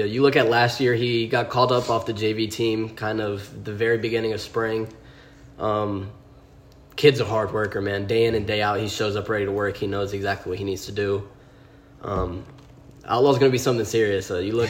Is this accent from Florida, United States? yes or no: yes; Tampa, Florida, United States; Well, I was born and raised in Tampa, Florida.